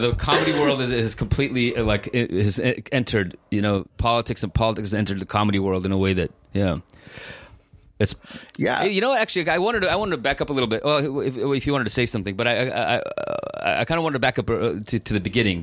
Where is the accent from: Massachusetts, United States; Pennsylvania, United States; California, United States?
California, United States; San Francisco; I grew up in San Francisco. You know, we came here in 1990